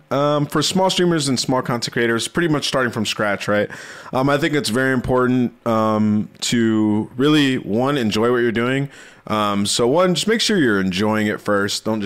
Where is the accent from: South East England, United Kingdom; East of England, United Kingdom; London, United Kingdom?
London, United Kingdom; I'm from London.